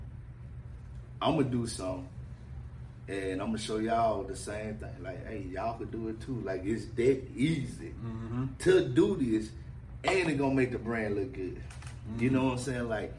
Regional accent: Mississippi, United States; I'm especially from here from Mississippi

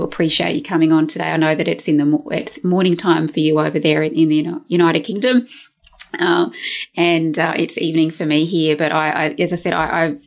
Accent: Brisbane, Queensland, Australia; my hometown of Brisbane here in Australia

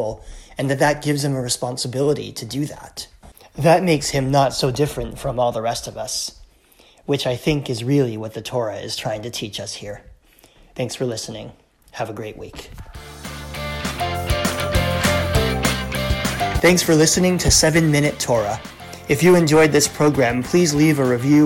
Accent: United States; moved away as an adult; now in Canada; I grew up in the United States and lived 3/4 of my life there.

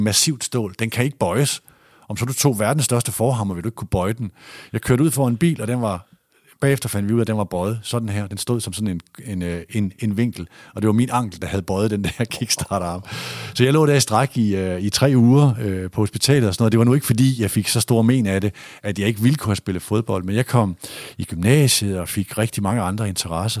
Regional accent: Aalborg, North Denmark Region, Denmark; moved away as an adult; also born or lived in Aarhus / Horsens / Odense; jeg kommer fra Borget, som jeg ligger nord for øh, Nørre Utrup, som ligger nord for Nørre Sundby, som ligger nord for Aalborg

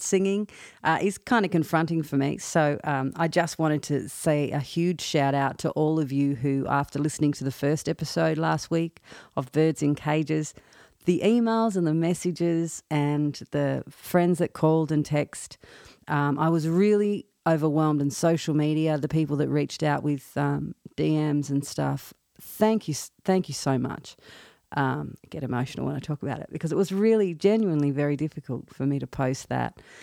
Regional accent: Australia; accent: Australian; moved away as an adult; now in Nashville, United States; I'm an Australian, as you can probably tell by my accent.

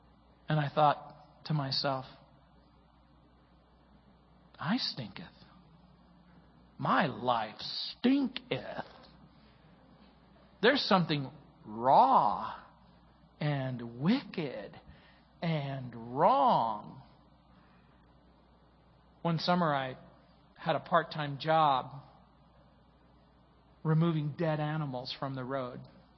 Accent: New Orleans, Louisiana, United States; born there; I was born in New Orleans, Louisiana.

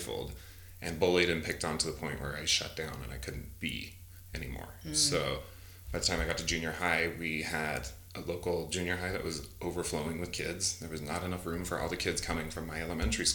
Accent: Salt Lake City, Utah, United States; I grew up in Salt Lake City, born and raised Mormon

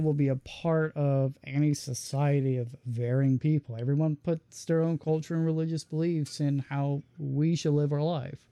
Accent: United States; we're American, we're Christian

